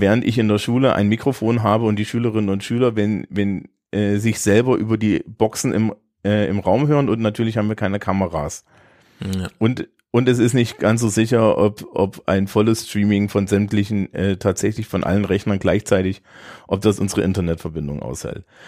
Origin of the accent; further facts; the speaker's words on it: Germany; als Deutscher